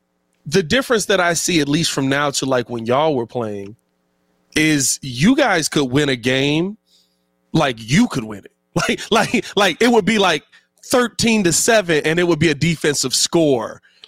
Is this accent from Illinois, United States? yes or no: yes; Chicago, Illinois, United States; I'm a Chicagoan.